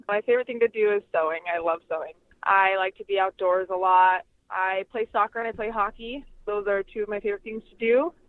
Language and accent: English; Sandy, Utah, United States; moved away as an adult; now in Phoenix, United States; I am 26. I'm originally from Sandy, Utah, and I moved to Phoenix, Arizona about 8 years ago now.